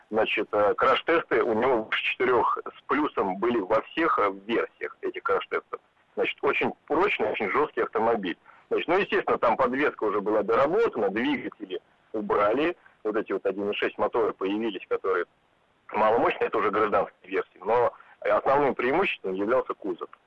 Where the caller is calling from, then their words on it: Moscow, Russia; А, я из Москвы